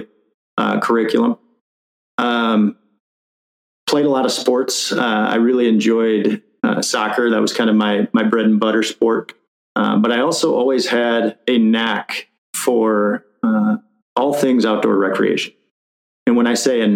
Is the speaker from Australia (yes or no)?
no; Jenison, Michigan, United States; we grew up in Jenison, not far from Grand Rapids